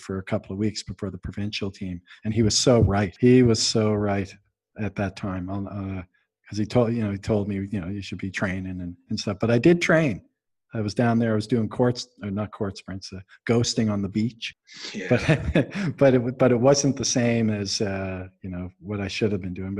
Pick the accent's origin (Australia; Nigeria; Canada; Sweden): Canada; to be all Canadian like us